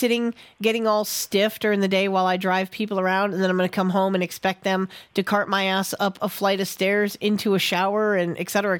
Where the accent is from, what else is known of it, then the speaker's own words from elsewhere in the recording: Tennessee, United States; my hometown here